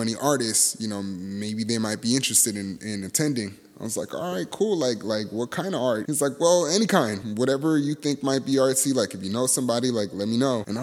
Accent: Los Angeles, California, United States; moved away; my hometown, Mid-City

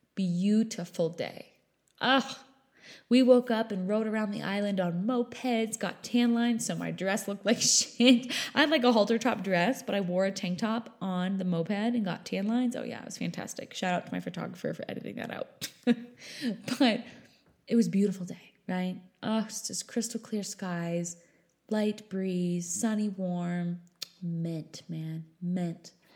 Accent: New Hampshire, United States; I grew up in New Hampshire

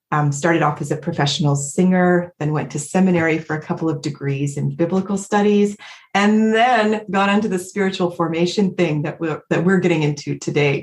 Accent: Independence, Missouri, United States; moved away as an adult; now in Vancouver, Canada; I live in Vancouver, BC, but I grew up in Independence, Missouri

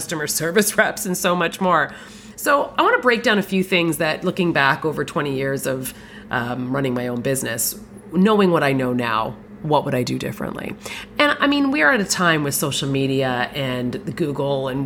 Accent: Canada; also born or lived in Toronto area, Ontario, Canada; I'm a Canadian

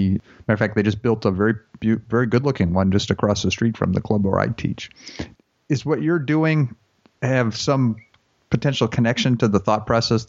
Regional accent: Minneapolis, Minnesota, United States; I'm from Minneapolis

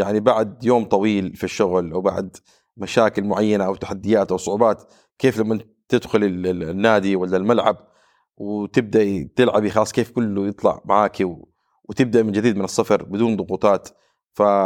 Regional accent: Saudi Arabia; عندنا في السعوديه

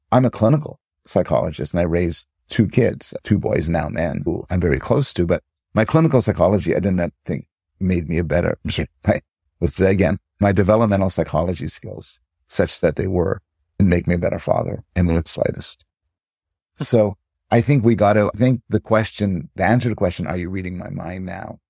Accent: Montreal, Quebec, Canada; also born or lived in United States; now in Toronto, Canada; I was raised in Montreal

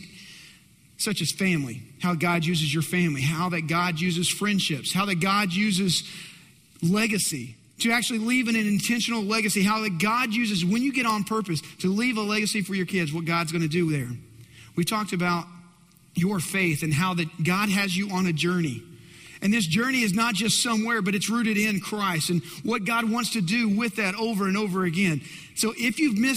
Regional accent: West Texas, United States; I grew up in West Texas.

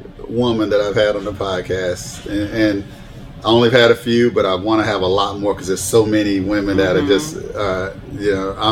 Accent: Tampa, Florida, United States; born or raised there

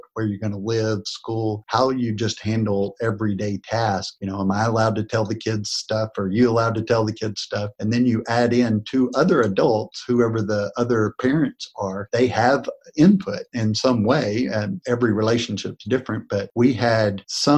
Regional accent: North Texas, United States; moved away as an adult; now in Corpus Christi, United States; I grew up in North Texas near you, and I moved down to Corpus Christi, Texas about 25 years ago.

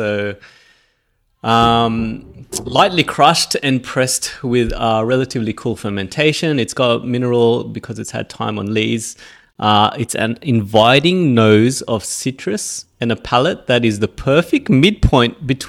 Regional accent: Australia; There you go. I proved I'm Aussie.

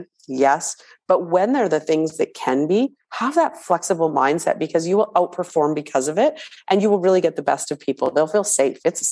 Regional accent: Canada; we're Canadian

